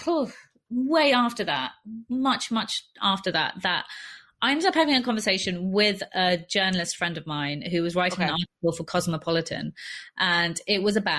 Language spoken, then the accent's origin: English; London, United Kingdom; I grew up in West London, in a place that was like a heavy immigrant area